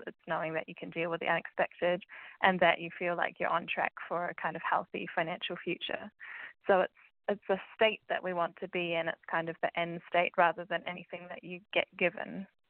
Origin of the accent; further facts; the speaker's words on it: New Zealand; moved away as an adult; now in United Kingdom; as you might be able to tell from my accent, I am from New Zealand. So, I've moved to the UK last year